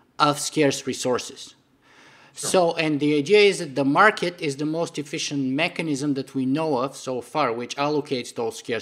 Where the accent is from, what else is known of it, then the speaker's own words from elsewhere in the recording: Bulgaria; moved away; I grew up in Bulgaria behind the Iron Curtain for the first 13 or 14 years of my life in communist Bulgaria.